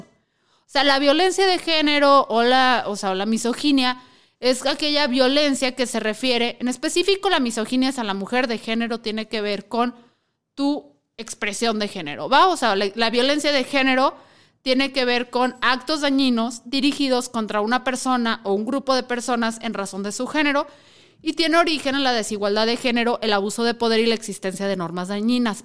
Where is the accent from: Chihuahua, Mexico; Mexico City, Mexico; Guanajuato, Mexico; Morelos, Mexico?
Chihuahua, Mexico; Yo soy de Chihuahua